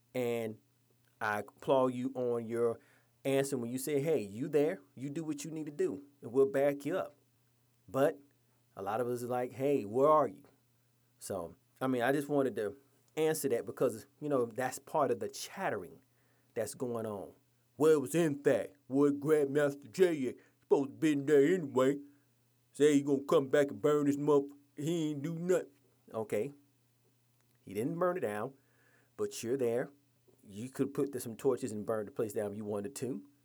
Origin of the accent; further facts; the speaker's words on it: Georgia, United States; my home state of Georgia